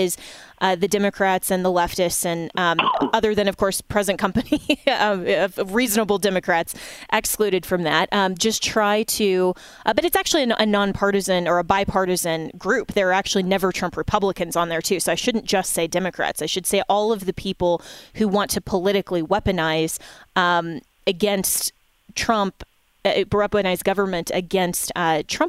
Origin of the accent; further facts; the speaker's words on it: Colorado, United States; my home state of Colorado